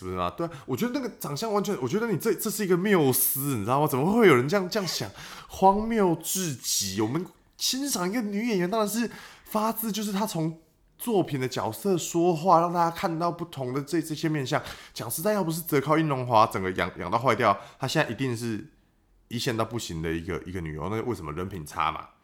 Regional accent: Taoyuan, Taiwan; 我那时候，我桃园人嘛

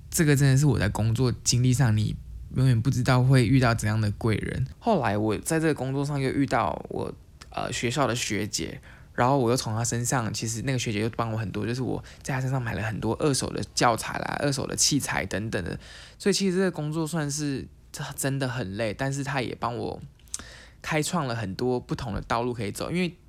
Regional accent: Taiwan; moved away as an adult; now in Canada; 我是从台湾来，我是，呃，我是从台湾过来的

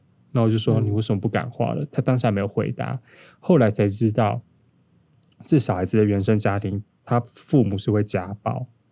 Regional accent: Taipei, Taiwan; 因为我本身就是都市人， 超级完整的天龙人。那我从小在都市长大

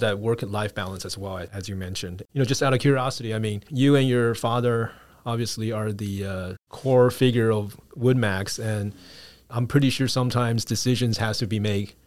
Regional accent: United States; we grew up in the States as well

